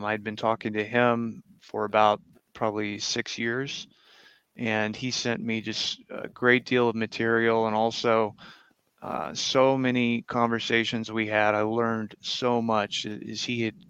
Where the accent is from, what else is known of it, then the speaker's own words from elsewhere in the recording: Tulsa, Oklahoma, United States; I'm from Tulsa, Oklahoma, grew up in Oklahoma